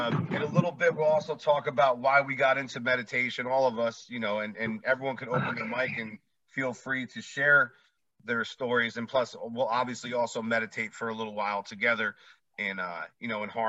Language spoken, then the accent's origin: English; New Jersey, United States; moved away as an adult; also born or lived in Las Vegas; Guys, I'm from New Jersey. You can probably tell.